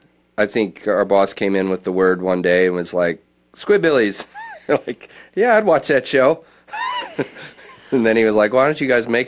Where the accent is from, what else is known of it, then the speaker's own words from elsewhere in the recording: Conyers, Georgia, United States; also born or lived in Texas; Jim and I were both raised in Conyers.